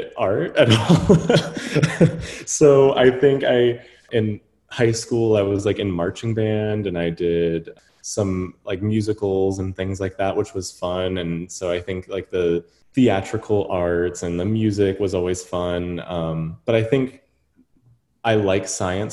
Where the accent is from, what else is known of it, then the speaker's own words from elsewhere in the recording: Atlanta, Georgia, United States; moved away as an adult; also born or lived in New Orleans / Chicago; right now I'm in Atlanta, where I grew up, but I'm originally from New Orleans, and we moved here. I basically grew up in Atlanta